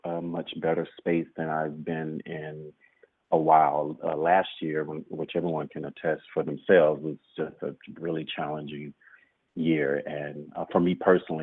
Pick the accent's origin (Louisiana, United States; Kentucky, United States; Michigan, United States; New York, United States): Louisiana, United States; Shreveport; moved away; Louisiana is my home state, but Lake Charles is not where I'm from. I'm from Shreveport, which is 3 hours northwest of the state